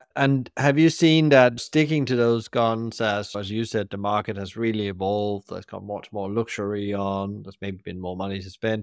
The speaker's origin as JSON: {"language": "English", "country": "Denmark", "tie": "born or raised there", "moved": "yes", "said": "when I go back to my home country, Denmark, come to Copenhagen."}